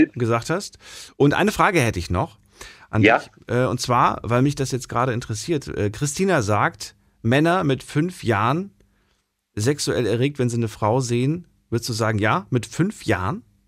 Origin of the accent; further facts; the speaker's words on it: GDR, East Germany, Germany; Ich bin ja, ähm, äh, geboren in der DDR